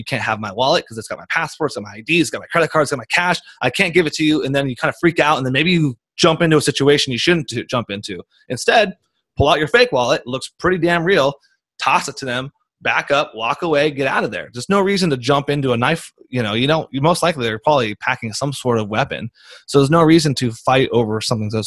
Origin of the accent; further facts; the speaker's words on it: United States; I'm from America